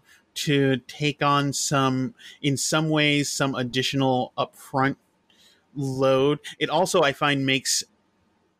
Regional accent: near Buffalo and Rochester, Western upstate New York, United States; born or raised there

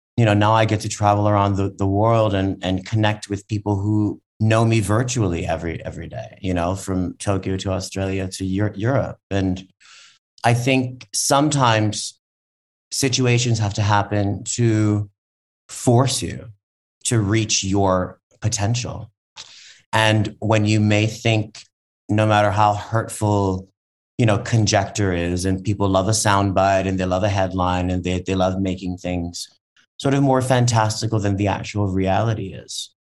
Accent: Hawaii, United States; moved away; also born or lived in New York; I grew up in Hawaii on food stamps

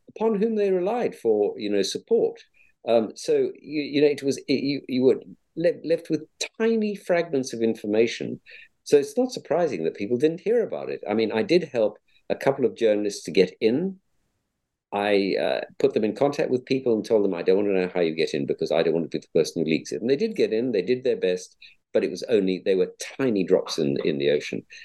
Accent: Cape Town, Western Cape, South Africa; moved away; I'm a South African by origin, born born brought up in Cape Town

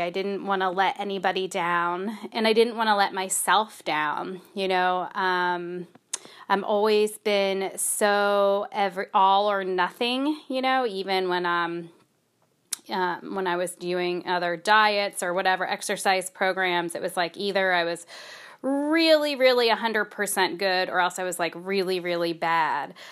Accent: United States; I feel so spoiled as an American. I don't speak any other languages

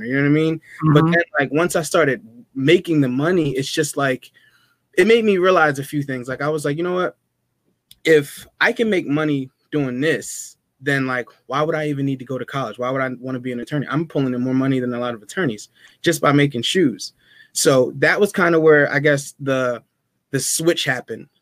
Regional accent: Burlington, New Jersey, United States; also born or lived in Willingboro, New Jersey; I grew up in Burlington

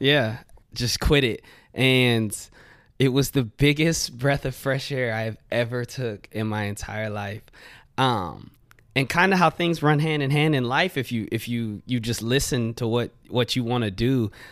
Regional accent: Wimberley, Texas, United States; also born or lived in Austin; I grew up in Wimberley.

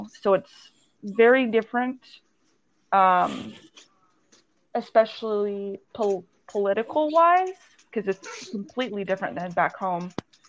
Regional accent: Conroe, Texas, United States; moved away as an adult; now in Bigfoot, United States; it's like southwest of San Antonio, but it's like as far as my hometown Conroe is from Houston. Mm-hmm. So it's easier to say I'm in San Antonio.

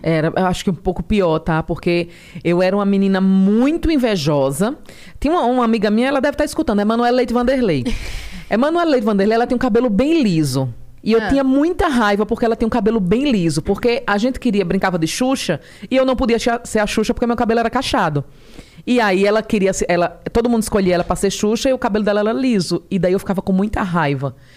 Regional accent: Palmeira dos Índios, Alagoas, Brazil; moved away as an adult; also born or lived in Maceió; now in São Paulo, Brazil; Sou de Maceió. Nasci em Maceió e aos cinco anos eu fui morar em Palmeira dos Índios, no interior.

